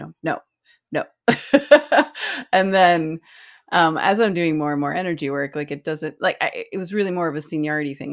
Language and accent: English; East Coast, United States; growing up on the East Coast